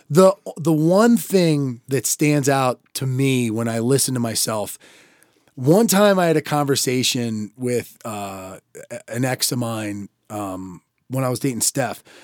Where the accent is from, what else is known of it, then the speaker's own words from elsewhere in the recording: Maryland, United States; accent: Maryland; it probably is at least a Maryland sounding voice. We both have a little bit of it at times.